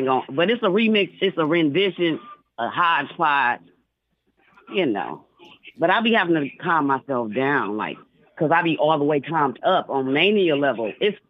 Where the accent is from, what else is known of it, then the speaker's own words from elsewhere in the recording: Detroit, Michigan, United States; moved away as an adult; now in Cleveland, United States; Cause I'm from Detroit.